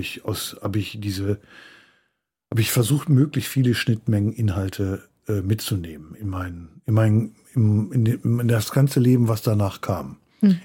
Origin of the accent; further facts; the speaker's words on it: Förde, Germany; wo ich aufgewachsen bin, dieser Ort, ich nannte ihn schon Förde, das war ja das war ein Dorf